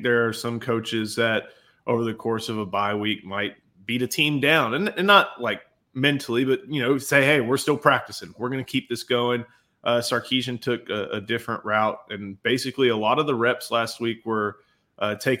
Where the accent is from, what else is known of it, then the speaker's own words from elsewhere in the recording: Houston, Texas, United States; growing up in Houston